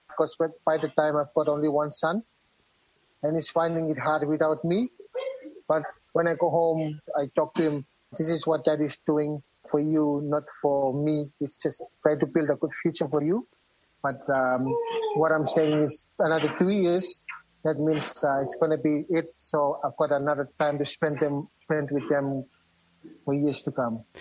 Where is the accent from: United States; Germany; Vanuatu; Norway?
Vanuatu; moved away as an adult; now in New Zealand; we came all the way from Vanuatu together.